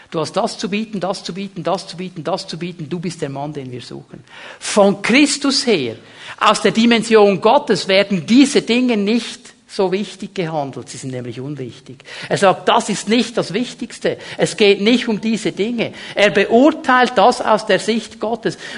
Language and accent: German; Switzerland; Die Schweizer, als Schweizer, wir sind ja so gern in der Mitte. Nicht zu vorderst, nicht zu hinterst.